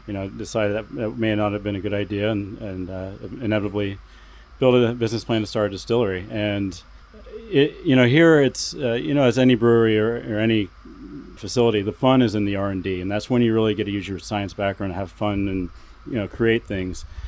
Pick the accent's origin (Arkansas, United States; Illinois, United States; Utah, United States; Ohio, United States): Ohio, United States; Columbus; moved away as an adult; now in Vashon Island, United States; we're originally from Columbus, Ohio